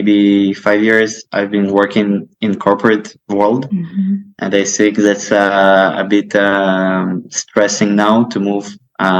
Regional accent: Kyiv, Ukraine; moved away as an adult; now in Tel Aviv, Israel; I'm originally from Kyiv, Ukraine. Now I'm living in Tel Aviv, Israel.

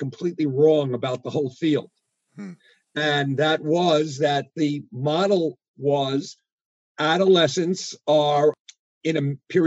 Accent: New York City, New York, United States; moved away as an adult; also born or lived in Midwest; I'm one of those folks who went from kindergarten to PhD in the public schools of New York City

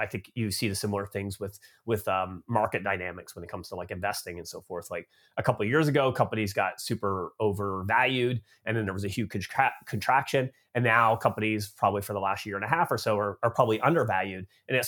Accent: Canada; moved away as an adult; now in United States; So I grew up in Canada, but I've been living in the United States now for about 13 years. So I guess I'm like an expat from Canada now living in the US.

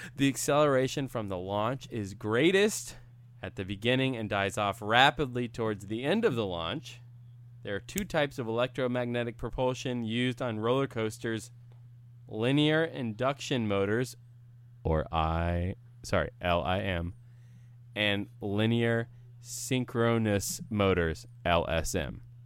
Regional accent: Central Florida, United States; moved away; I grew up in Central Florida

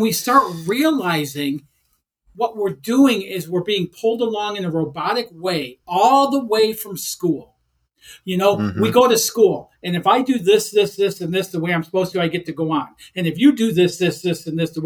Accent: Detroit, Michigan, United States; I grew up in Detroit, Michigan

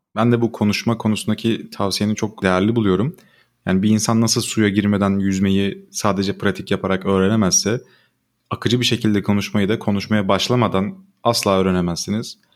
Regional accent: Turkey; Biz Türkler olarak

